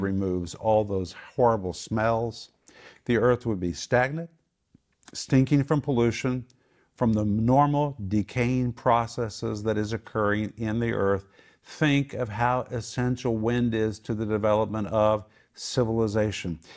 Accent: Oklahoma, United States; I grew up in Oklahoma, I never saw a tornado

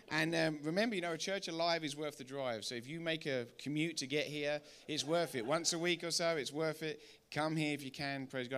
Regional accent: England, United Kingdom; accent: English; we're English

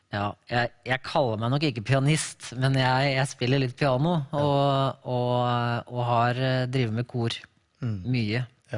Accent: Larvik, Vestfold, Norway; Jeg er født og oppvokst bare to kilometer unna der vi nå bor.

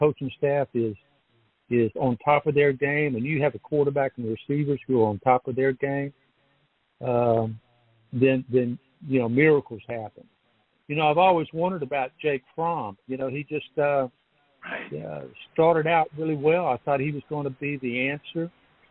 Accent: Louisiana, United States; moved away; I grew up in Louisiana

